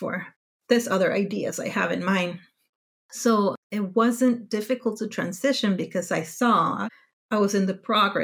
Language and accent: English; Mexico; moved away as an adult; now in Denmark; I grew up in Mexico